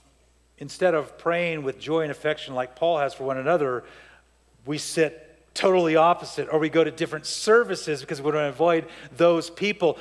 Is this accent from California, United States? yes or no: yes; Lindsay, California, United States; also born or lived in Montebello, California / Downey, California; I grew up in Lindsay, California